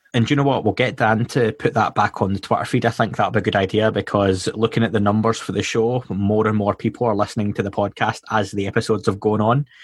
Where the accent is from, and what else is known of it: Scotland, United Kingdom; accent: Scottish